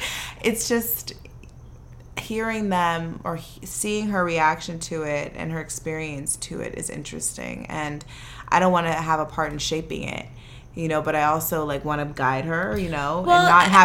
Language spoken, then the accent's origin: English; San Fernando Valley, California, United States; accent: valley girl; me and Jamila are valley girls. We are straight from the 818.